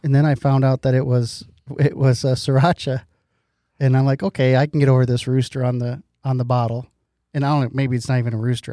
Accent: Iowa, United States; I'm from Iowa

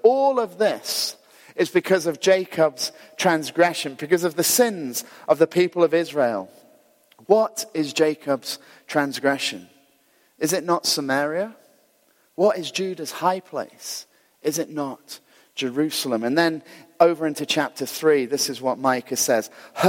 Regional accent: Glasgow, Scotland, United Kingdom; also born or lived in Ayr; So if you know, when we moved down to Ayr, we were incredibly cool because we moved from Glasgow.

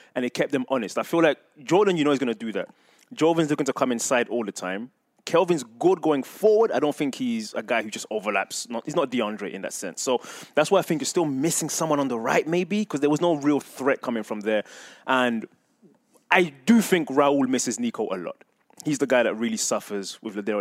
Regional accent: England, United Kingdom; moved away; I remember growing up in England and watching, being a big fan of Arsenal

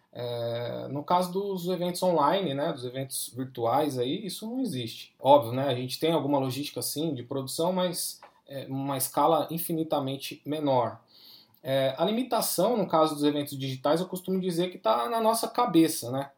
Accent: Brazil; nós estamos no Brasil, né? Nós somos latino-americano

